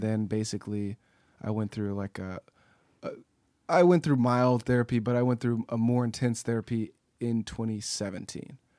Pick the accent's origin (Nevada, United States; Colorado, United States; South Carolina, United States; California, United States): California, United States; Pasadena; I grew up in Pasadena